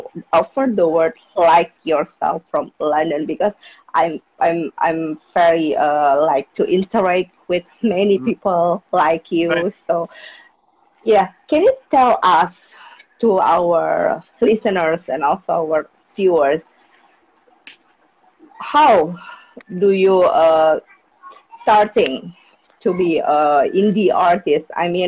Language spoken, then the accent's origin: English; Jakarta, Indonesia; English is a second language; from Jakarta, Indonesia. I'm an indie podcaster, of course.